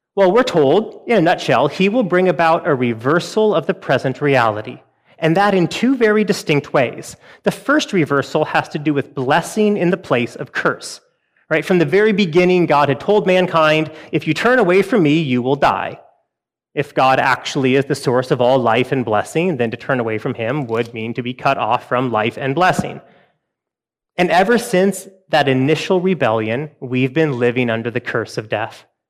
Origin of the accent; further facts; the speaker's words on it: Western Washington, United States; I grew up in Western Washington